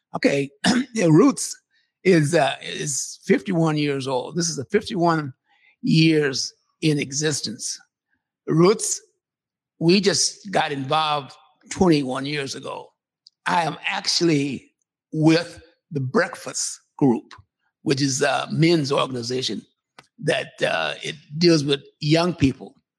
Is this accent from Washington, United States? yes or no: yes; Seattle, Washington, United States; also born or lived in California; when I came, we came to Seattle, we came from California